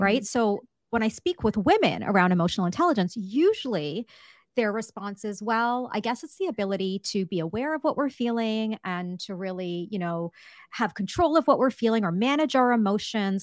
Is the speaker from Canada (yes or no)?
yes; Canada; I'm Canadian